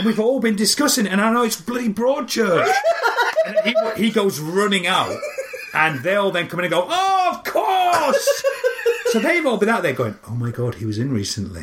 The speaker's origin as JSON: {"language": "English", "town": "Barnsley", "region": "Yorkshire and the Humber", "country": "United Kingdom", "tie": "born or raised there", "also_born_or_lived": "London", "moved": "yes", "said": "I was a kid from Barnsley, middle of nowhere."}